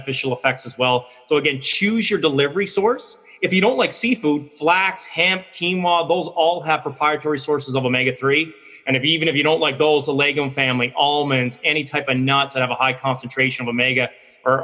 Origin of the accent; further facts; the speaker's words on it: Newfoundland and Labrador, Canada; moved away; I'm originally from Newfoundland on the East Coast